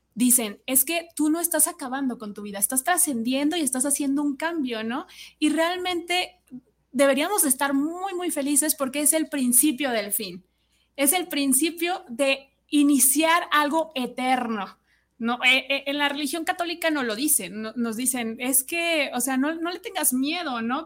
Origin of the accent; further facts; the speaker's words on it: Mexico; nuestra tradición aquí en México